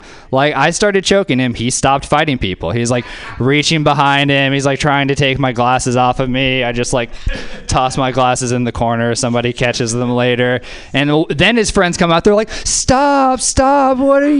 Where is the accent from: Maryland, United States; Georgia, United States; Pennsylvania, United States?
Georgia, United States; I'm very polite. I'm from the South. I'm from the South, too. I'm from Georgia.